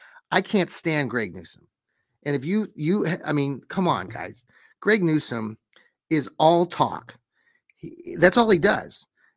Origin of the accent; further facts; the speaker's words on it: Worcester, Massachusetts, United States; I grew up there in Worcester and, it would take a lot more snow than just that to, have us cancel school, but they canceled it.